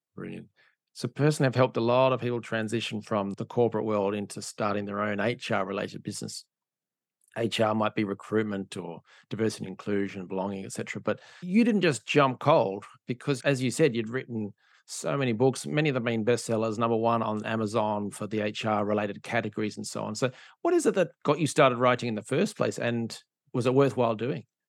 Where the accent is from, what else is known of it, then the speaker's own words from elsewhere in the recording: Perth, Western Australia, Australia; I'm from Perth in Australia, which is a, mining and oil and gas town.